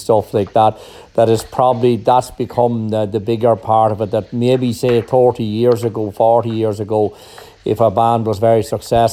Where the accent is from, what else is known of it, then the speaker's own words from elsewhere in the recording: Monaghan, Ireland; here in my hometown